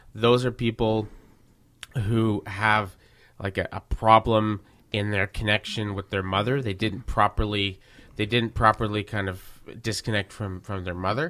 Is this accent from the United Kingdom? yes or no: no; Verdun, Quebec, Canada; I grew up in Verdun with lots of people like